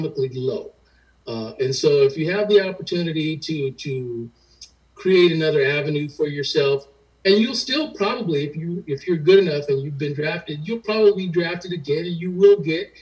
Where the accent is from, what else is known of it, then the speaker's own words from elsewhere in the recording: San Diego, California, United States; I grew up in San Diego